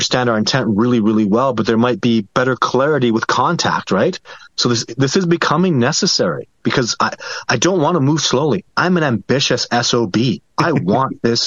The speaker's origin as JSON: {"language": "English", "country": "Canada", "said": "I'm Canadian"}